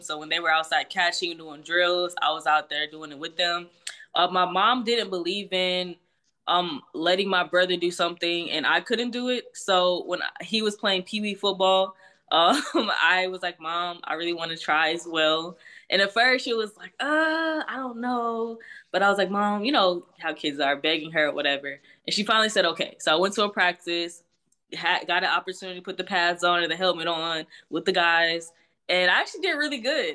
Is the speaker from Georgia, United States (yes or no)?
no; Houston, Texas, United States; also born or lived in Greenville, South Carolina; I was actually born in Greenville, South Carolina, um, and I literally moved to Houston, Texas when I was, like, around one years old, so I always say I'm from Houston. Um, but I grew up in, in Texas